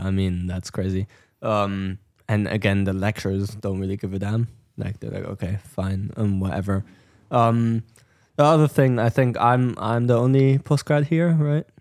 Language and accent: English; Germany; moved away; I'm from Germany